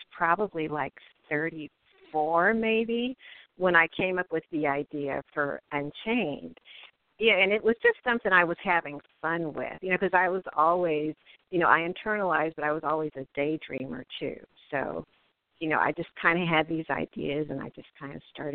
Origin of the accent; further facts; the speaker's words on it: Cincinnati, Ohio, United States; moved away as an adult; also born or lived in Atlanta, Georgia; I grew up in Cincinnati, Ohio